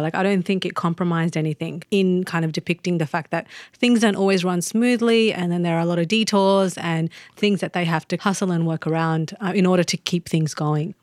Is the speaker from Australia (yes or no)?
yes; Australia; as an Australian